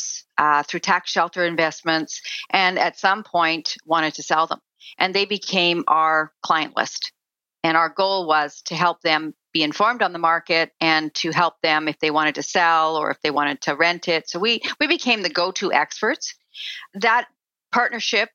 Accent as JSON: {"language": "English", "region": "Saskatchewan", "country": "Canada", "tie": "born or raised there", "said": "I grew up in Saskatchewan on a farm"}